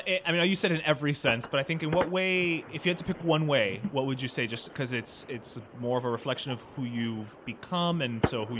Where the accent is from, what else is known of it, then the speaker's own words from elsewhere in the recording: Miami, Florida, United States; But I'm a born and raised Miami boy, and después de 40 años, I'm still not used to the rain.